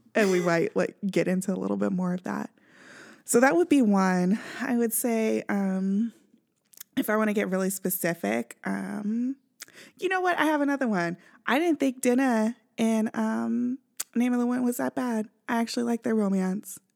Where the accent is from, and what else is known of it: Kansas City, Missouri, United States; now in Southern California, United States